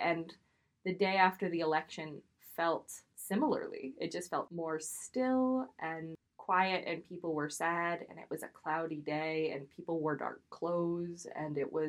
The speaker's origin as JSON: {"language": "English", "region": "Maine", "country": "United States", "lives_now": "New York City, United States", "said": "I am from Maine and more recently from New York City. And I take the Red Line every day."}